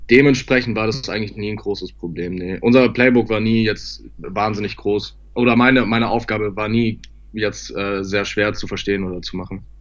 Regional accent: Munich, Bavaria, Germany; born there; Ja, ich bin in München geboren, genau.

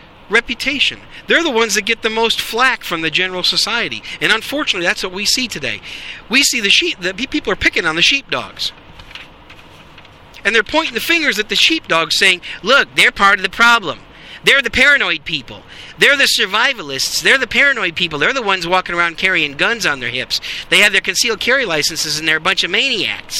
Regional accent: Wisconsin, United States; I grew up in Wisconsin.

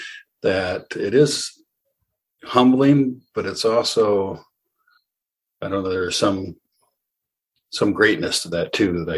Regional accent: Michigan, United States; We're from Michigan

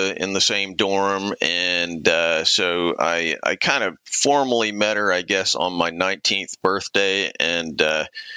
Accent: Clemson, South Carolina, United States; I grew up mostly in Clemson, South Carolina. My dad was a college professor, when I was early in my childhood, and so he taught at Clemson, we traipsed around to various colleges over the years, but mostly Clemson.

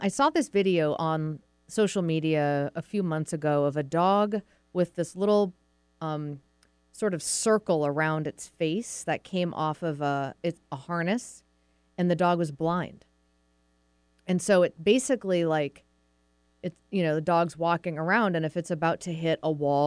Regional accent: Massachusetts, United States; moved away as an adult; also born or lived in Vermont; now in Seattle, United States; I'm from New England originally, grew up in Massachusetts, went to school in Vermont, college in Vermont.

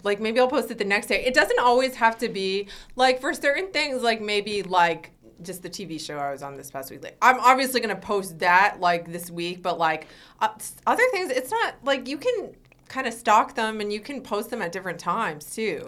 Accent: Weston, Connecticut, United States; moved away as an adult; now in Los Angeles, United States; I grew up in, like, a really preppy town in Connecticut

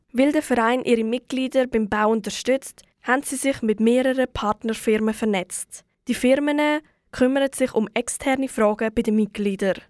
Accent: Aargau, Switzerland; bei uns im Aargau

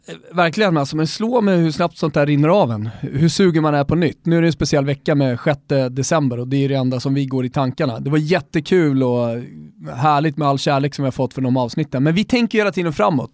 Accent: Sweden; som svensk

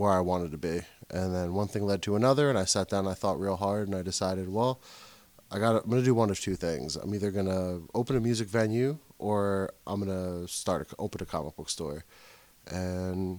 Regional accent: Wayne, New Jersey, United States; Grew up in Wayne.

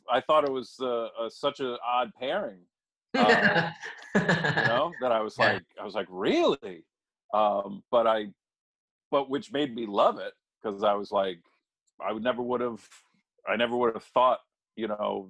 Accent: New England, United States; we grew up in New England

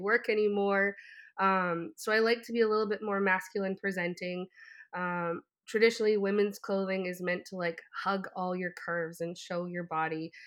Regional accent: Canada; growing up, I'm French Canadian

